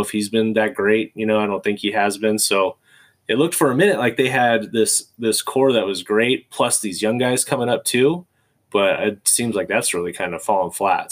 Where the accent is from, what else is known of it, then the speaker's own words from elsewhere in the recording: California, United States; moved away; also born or lived in Michigan; I'm from California